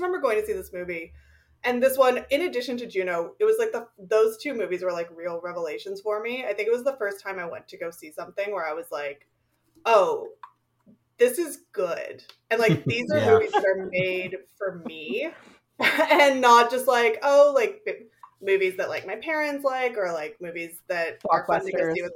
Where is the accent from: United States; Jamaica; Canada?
Canada; Toronto, Ontario; I grew up in Toronto